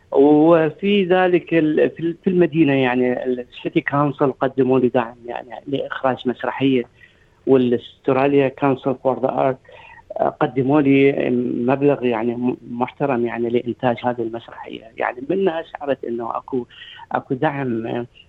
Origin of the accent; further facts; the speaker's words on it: Iraq; now in Australia; كوني انا عراقي